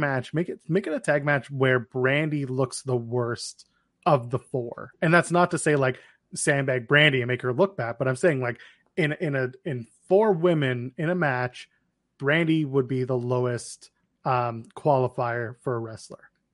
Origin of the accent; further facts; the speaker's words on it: Ottawa, Ontario, Canada; Ottawa, my hometown